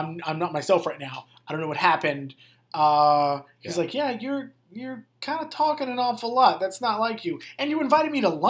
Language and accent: English; the South, United States; I'm from the South.